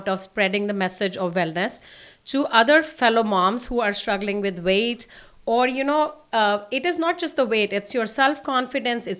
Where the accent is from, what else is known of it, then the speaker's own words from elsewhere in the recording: Delhi, India; now in Houston, United States; I am from Delhi.